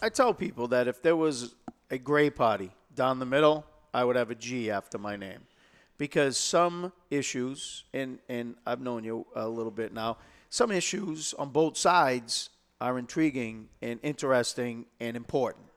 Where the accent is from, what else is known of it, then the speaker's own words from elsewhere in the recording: Lowell, Massachusetts, United States; I was born and brought up in Lowell